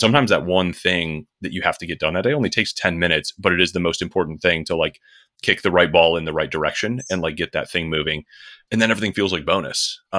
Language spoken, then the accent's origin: English; Michigan, United States; I grew up just outside Detroit in Michigan. Grew up in kind of a small business family